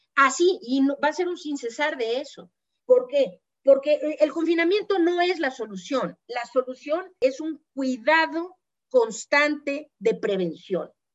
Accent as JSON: {"language": "Spanish", "country": "Mexico", "said": "nuestro papel como mexicanos, como ciudadanos de este país"}